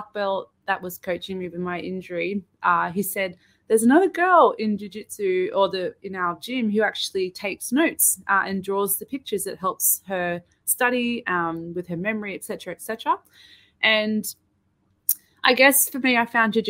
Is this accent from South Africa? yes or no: no; Sydney, New South Wales, Australia; We're both from Sydney